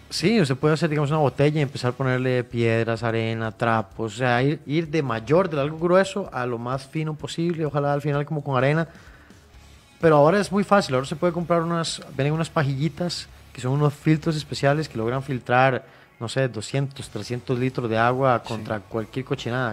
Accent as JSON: {"language": "Spanish", "country": "Costa Rica", "said": "Nosotros como ticos"}